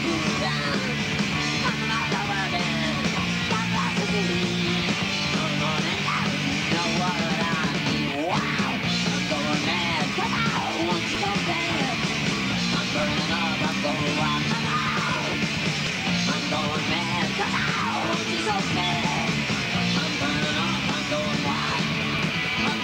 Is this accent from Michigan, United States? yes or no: no; New York, United States; I'm from New York